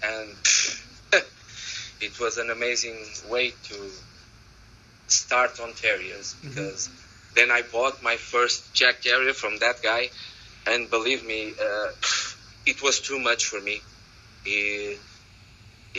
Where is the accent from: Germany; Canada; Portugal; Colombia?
Portugal; English is a second language; I'm from Portugal